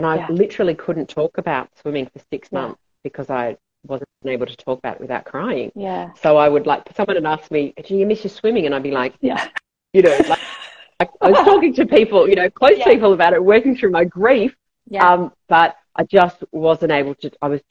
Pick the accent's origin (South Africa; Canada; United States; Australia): Australia; I was brought up in Australia and we had a pool